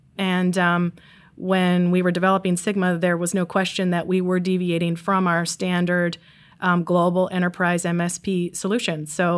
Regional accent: Wisconsin, United States; also born or lived in Seattle / London; now in Baltimore, United States; So I'm from Wisconsin originally. I started my career there. We lived in Seattle, and then we moved to London, and we're now based at our corporate headquarters outside of Baltimore, Maryland.

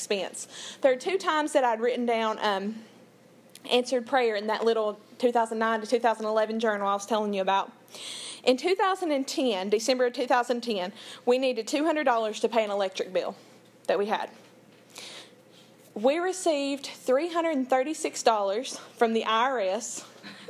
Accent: Big Creek, United States; I'm from Big Creek, 30 minutes outside of town, up a holler

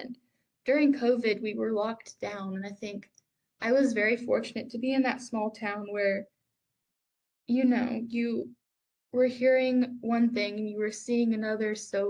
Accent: the South, United States; moved away; growing up in the South

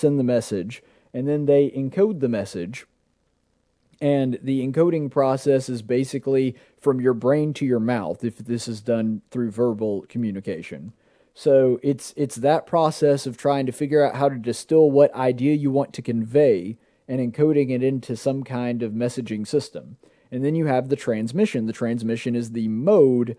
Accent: Alabama, United States; Born and bred in Alabama. Always, I've lived here my entire life. I've never lived in any place outside the state of Alabama.

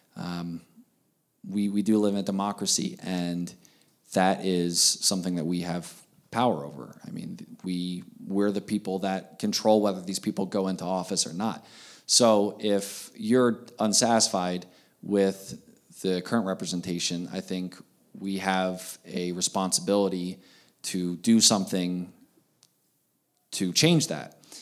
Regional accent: Pennsylvania, United States; moved away as an adult; now in Montana, United States; I grew up in Pennsylvania. Uh, lived there my, my entire childhood and adolescence

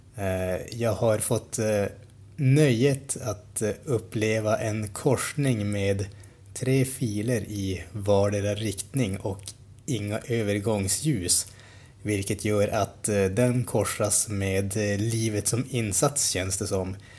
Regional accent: Sweden

